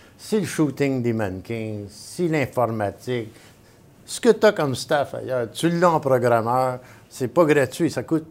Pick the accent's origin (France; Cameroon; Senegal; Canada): Canada; Montreal, Quebec; je suis un vrai Montréalais